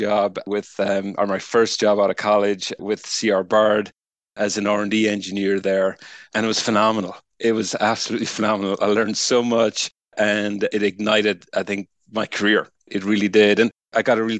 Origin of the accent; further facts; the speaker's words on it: Ireland; moved away; I'm Irish, started life as a materials scientist back in the University of Limerick in Ireland.